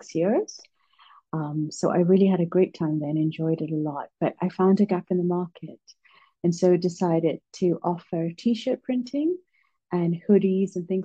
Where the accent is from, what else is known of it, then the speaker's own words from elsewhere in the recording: London, United Kingdom; also born or lived in Malaysia / Melbourne, Australia / Blackpool / Edinburgh; now in Singapore; I grew up in London